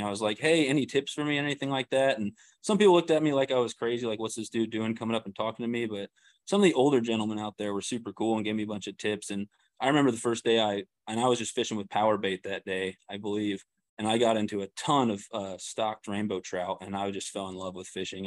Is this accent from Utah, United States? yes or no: no; Kansas City, Missouri, United States; moved away as an adult; now in Springfield, United States; I'm from the Kansas City area